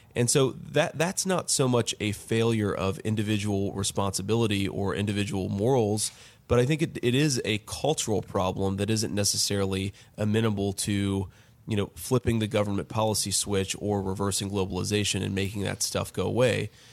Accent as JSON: {"language": "English", "town": "Middletown", "region": "Ohio", "country": "United States", "tie": "born or raised there"}